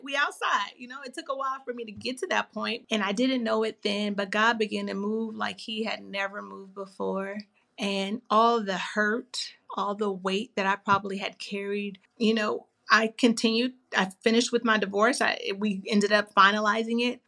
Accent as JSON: {"language": "English", "region": "California", "country": "United States", "said": "my home, which is California"}